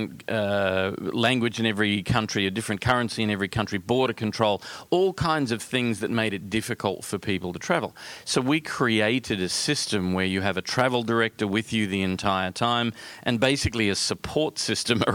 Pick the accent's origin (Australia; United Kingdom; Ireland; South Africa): Australia; accent: Australian; Being Australian, which is where the accent comes from